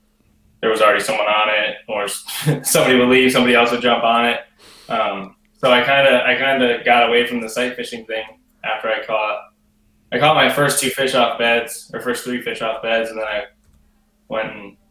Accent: Connecticut, United States; I'm from Connecticut.

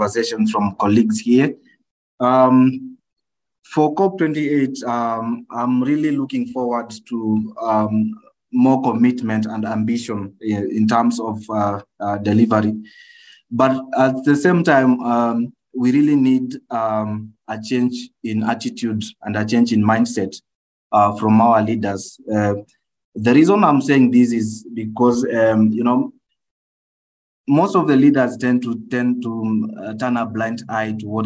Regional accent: Kenya; from Kenya

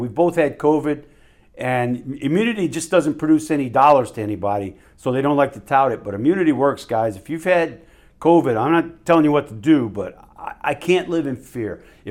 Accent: New Orleans, Louisiana, United States; And I'm from New Orleans. I mean, New Orleans, you don't just start walking in any one direction for a mile, man.

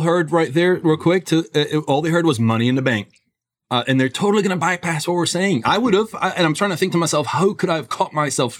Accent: Scotland, United Kingdom; I grew up in Scotland

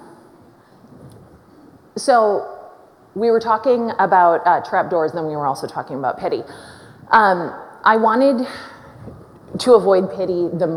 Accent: Minneapolis, Minnesota, United States; born and raised in Minneapolis

